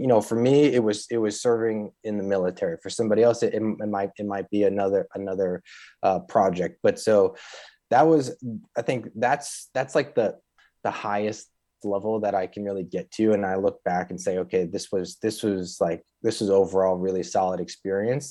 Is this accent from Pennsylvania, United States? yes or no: no; Chicago, Illinois, United States; I grew up in the North Shore of Chicago